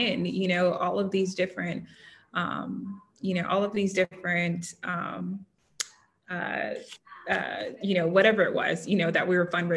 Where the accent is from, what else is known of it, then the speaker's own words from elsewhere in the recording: Southern California, United States; I grew up in Southern California.